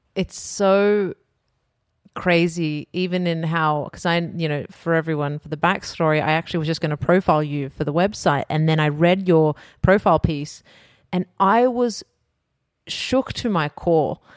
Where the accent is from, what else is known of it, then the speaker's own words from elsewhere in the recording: Australia; Growing up in Australia